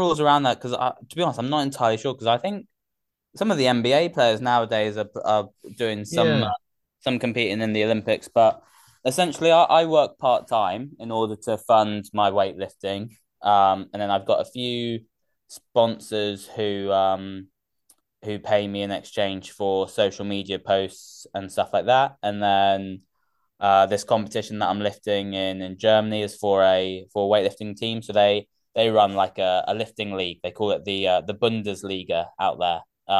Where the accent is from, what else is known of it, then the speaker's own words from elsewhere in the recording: Gloucester, South West England, United Kingdom; also born or lived in Oxford / Surrey; I was born in Oxford before, and then we moved around quite a bit for his work. So most of my growing up was in Gloucester, and then Surrey.